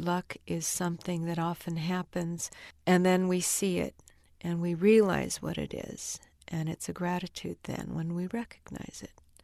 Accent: United States; I'm Chinese. I'm still American.

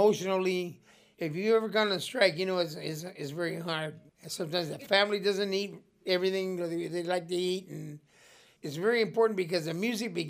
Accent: Blythe, California, United States; my hometown, Blythe

